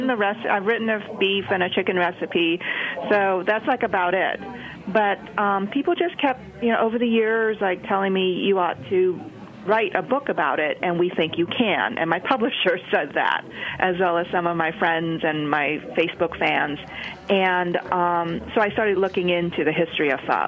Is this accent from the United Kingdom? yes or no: no; Ho Chi Minh City, Vietnam; moved away; I was born in Saigon, and I got hooked on the soup really early on when I was about 5 years old, and we still live there